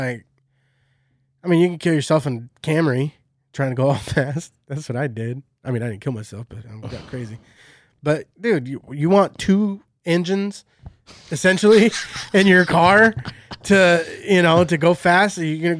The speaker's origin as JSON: {"language": "English", "town": "Shafter", "region": "California", "country": "United States", "said": "I'm from Shafter, brother."}